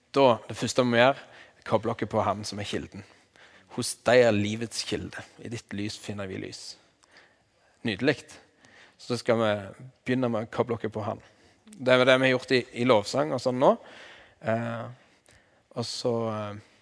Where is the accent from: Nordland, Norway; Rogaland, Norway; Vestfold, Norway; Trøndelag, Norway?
Rogaland, Norway; Vigrestad; accent: Jær dialect; jeg er fra Vigrest på Jæren